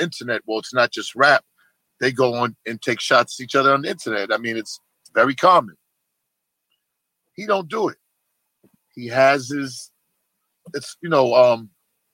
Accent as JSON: {"language": "English", "town": "Boston", "region": "Massachusetts", "country": "United States", "said": "I come from Boston, very racist city"}